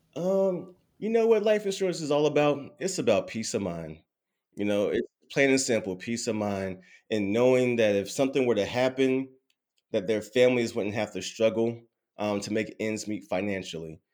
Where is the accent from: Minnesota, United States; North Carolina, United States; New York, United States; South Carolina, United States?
North Carolina, United States; Durham; born and raised in Durham, North Carolina